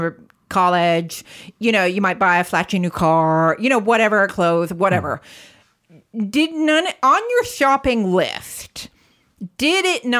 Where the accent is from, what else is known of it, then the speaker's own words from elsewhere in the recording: United States; moved away; I'm American